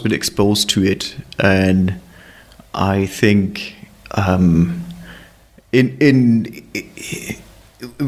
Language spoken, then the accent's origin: English; Hamburg, Germany; moved away as an adult; also born or lived in Los Alamos; now in London, United Kingdom; I was born in Hamburg and I grew up there and moved to London eventually